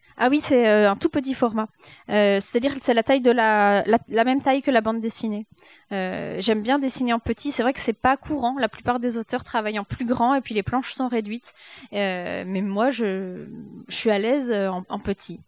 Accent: Jura, Bourgogne-Franche-Comté, France; moved away as an adult; also born or lived in Épinal; quand on a grandi dans le Jura

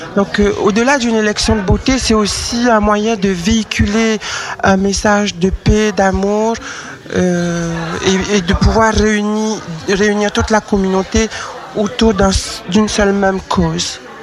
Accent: French Polynesia; moved away as an adult; now in Lyon, France; je suis originaire de Tahiti

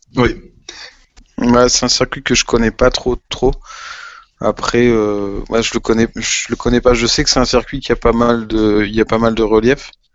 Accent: France; on est français, qu'on aime notre pays

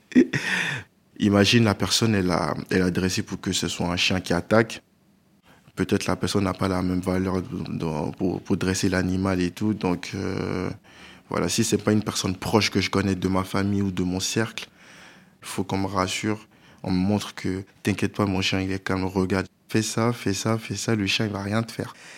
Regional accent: Abidjan, Côte d’Ivoire; now in France; Je suis né euh, en France et j'ai grandi en Côte d'Ivoire. Donc euh, à Abidjan, on avait une grande maison

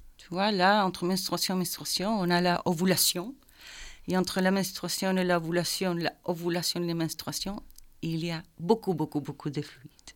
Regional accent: Chile; French is a second language; moved away as an adult; also born or lived in Belgium; now in Brussels, Belgium

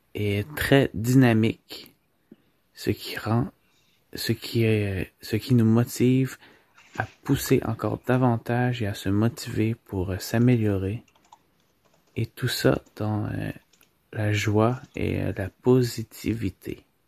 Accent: Canada; je suis du Canada

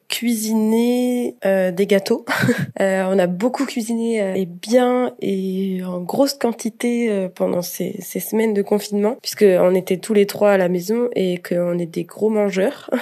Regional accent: Nantes, Pays de la Loire, France; moved away as an adult; also born or lived in Rennes, France; now in Austria; Comparé à Nantes, ma ville natale, et à Rennes, ma ville d'études

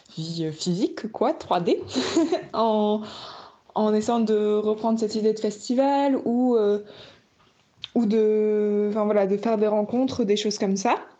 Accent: the countryside of the Nord, Hauts-de-France, France; moved away as an adult; also born or lived in Bordeaux; now in Corrèze, France; je viens de la campagne, du Nord, voilà, où j'ai vécu pendant 20 ans

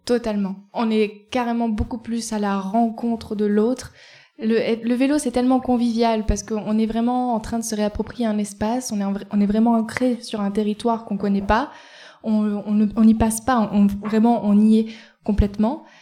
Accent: Eyrieux valley, Ardèche, Auvergne-Rhône-Alpes, France; also born or lived in Nantes; je viens de la vallée de l'Erieux

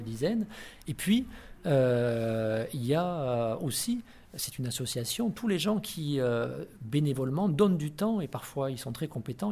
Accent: the South, France; moved away as an adult; also born or lived in Paris / Reims; je suis du Sud, je suis revenu dans le Sud

